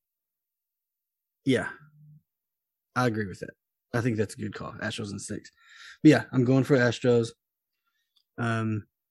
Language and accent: English; North Texas, United States; now in Lafayette, Louisiana, United States; I'm from North Texas. All my family's from North Texas